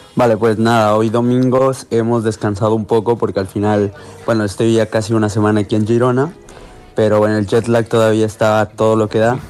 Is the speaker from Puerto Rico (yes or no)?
no; Ecuador; moved away as an adult; also born or lived in Barcelona, Spain